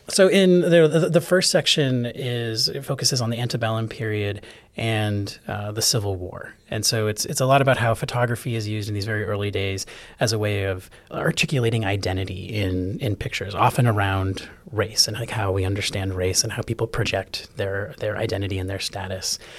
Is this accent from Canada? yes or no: no; Chicago, Illinois, United States; moved away as an adult; also born or lived in New England; now in Atlanta, United States; I'm a, a born New Englander and grew up mostly in Chicago